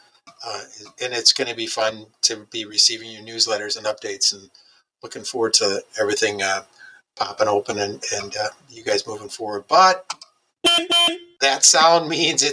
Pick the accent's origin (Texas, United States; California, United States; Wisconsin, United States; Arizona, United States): Wisconsin, United States; I'm from Wisconsin.